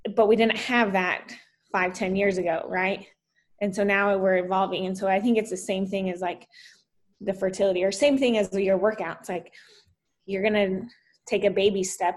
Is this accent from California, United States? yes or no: no; Salt Lake City, Utah, United States; also born or lived in Texas; now in Florida, United States; I grew up in uh, Utah, Salt Lake City